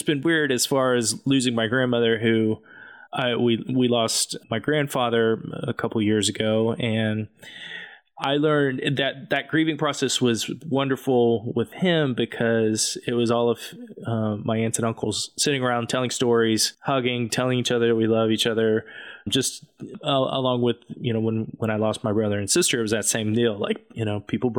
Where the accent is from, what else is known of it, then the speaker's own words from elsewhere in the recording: Amarillo, Texas, United States; now in Tulsa, United States; I grew up in Amarillo, Texas